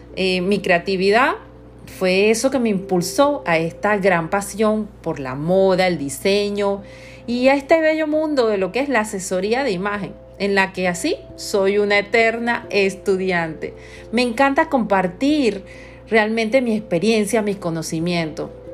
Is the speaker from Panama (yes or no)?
yes; Panama; Soy de Panamá